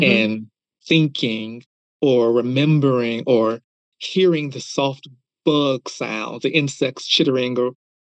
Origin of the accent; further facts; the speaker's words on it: United States; as being an American